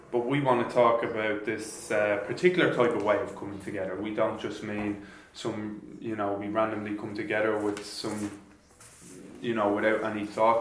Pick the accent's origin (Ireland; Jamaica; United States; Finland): Ireland; moved away as an adult; now in Germany; I come from Ireland I came here four years ago